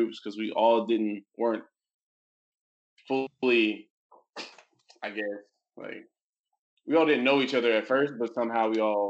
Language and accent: English; Lufkin, Texas, United States; moved away as an adult; I'm from Lufkin, Texas